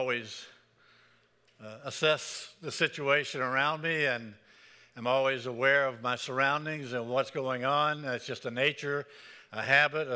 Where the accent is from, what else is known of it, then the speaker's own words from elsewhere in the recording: Pensacola, Florida, United States; moved away; also born or lived in Birmingham; I grew up in Pensacola, Florida